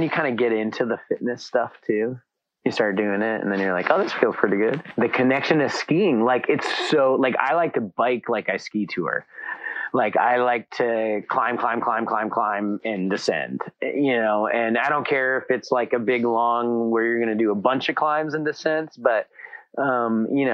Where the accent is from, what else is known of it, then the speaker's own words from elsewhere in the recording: Alta, Wyoming, United States; moved away as an adult; also born or lived in Salt Lake City, Utah; I grew up in Alta, Wyoming.